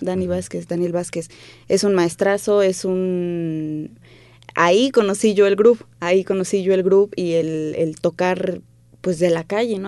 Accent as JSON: {"language": "Spanish", "region": "Mexico City", "country": "Mexico", "tie": "born or raised there", "said": "Yo crecí, mis primeros años los, los crecí en Clavería."}